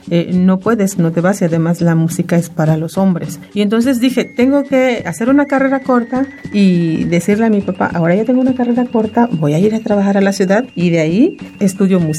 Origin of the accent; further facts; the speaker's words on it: Mexico; first language Maya; Spanish is a second language; castellana, la lengua castellana la empecé a, a, oír, a aprender en la primaria, en la primaria y entonces pues mi lengua nativa es el maya